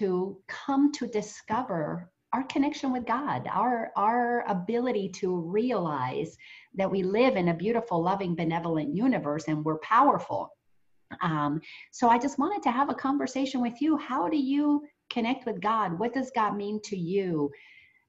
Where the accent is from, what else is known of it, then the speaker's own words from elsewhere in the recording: Marietta, Georgia, United States; the Unity Church that I attend in my hometown in the Marietta, Georgia area, Atlanta area